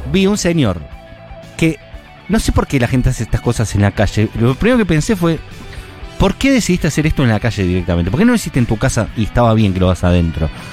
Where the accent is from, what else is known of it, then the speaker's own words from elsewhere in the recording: Buenos Aires, Argentina; como todo porteño